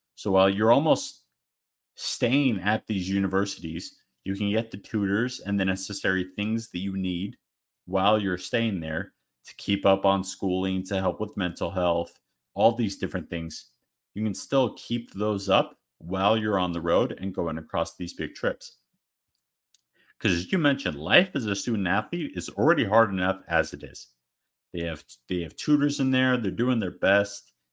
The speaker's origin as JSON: {"language": "English", "region": "Arizona", "country": "United States", "said": "I'm from Arizona"}